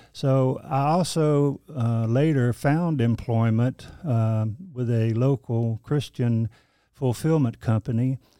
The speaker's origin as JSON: {"language": "English", "town": "Kinston", "region": "North Carolina", "country": "United States", "tie": "born or raised there", "also_born_or_lived": "Baltimore, Maryland / Wilmington, North Carolina / Greensboro, North Carolina", "moved": "as an adult", "lives_now": "Nashville, United States", "said": "my hometown in Lenore County, Kinston, North Carolina"}